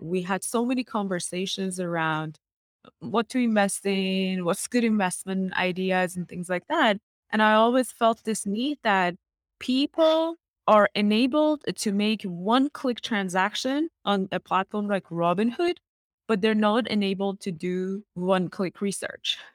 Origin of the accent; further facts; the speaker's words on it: Iran; moved away as an adult; also born or lived in Middle East / Canada; now in United States; I was born in Iran and I went to school in Iran